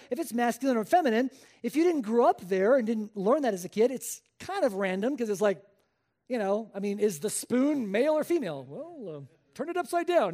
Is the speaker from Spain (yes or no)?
yes; Spain; moved away as an adult; I was born and raised in Spain. Uh, I spent the first eighteen years of my life there